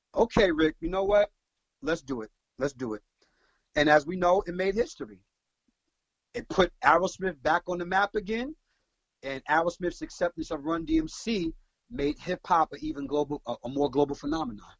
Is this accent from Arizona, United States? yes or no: no; New York City, New York, United States; I'm from Brooklyn.